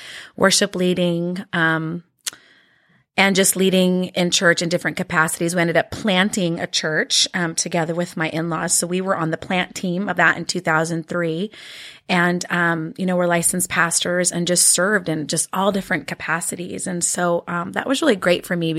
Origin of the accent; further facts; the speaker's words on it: Washington, United States; first language Norwegian; English is a second language; moved away; also born or lived in Norway / Arizona; we moved back to the States and my parents took a pastorate up in Washington State. And so then I grew up most of my primary